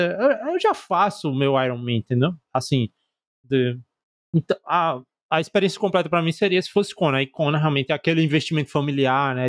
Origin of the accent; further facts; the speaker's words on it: Northeast Region, Brazil; a gente é do Nordeste